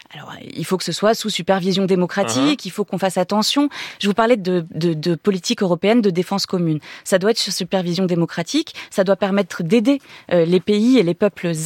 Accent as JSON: {"language": "French", "country": "France"}